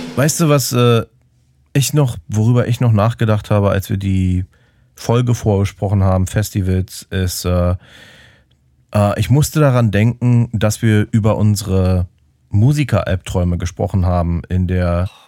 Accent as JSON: {"language": "German", "region": "Berlin", "country": "Germany", "said": "als Berliner"}